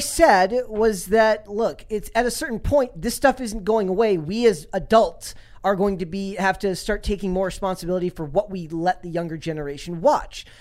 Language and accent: English; Minnesota, United States; I'm from Minnesota